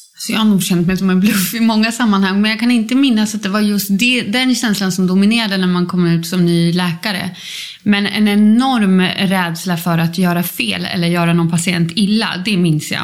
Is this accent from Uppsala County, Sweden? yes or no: yes; Uppsala, Uppsala County, Sweden; born or raised there